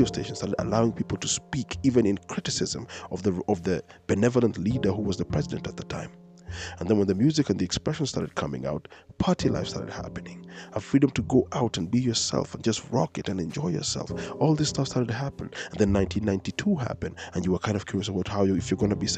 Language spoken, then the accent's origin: English; Kenya; a person who's been born and raised in Kenya